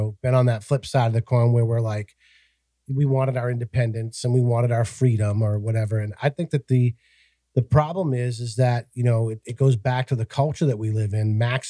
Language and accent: English; Massachusetts, United States; moved away; the state that I grew up in Massachusetts